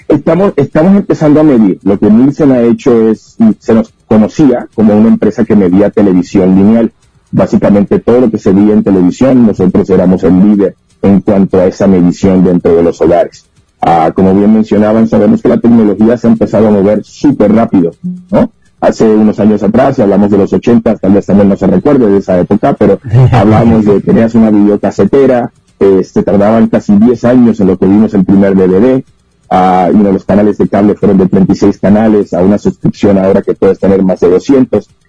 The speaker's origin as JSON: {"language": "Spanish", "country": "Puerto Rico", "moved": "yes", "lives_now": "Mexico", "said": "Yo soy de Puerto Rico"}